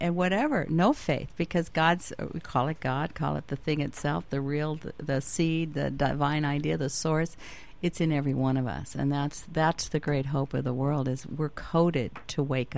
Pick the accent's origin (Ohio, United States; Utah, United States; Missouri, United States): Missouri, United States; Kansas City; I'm from Kansas City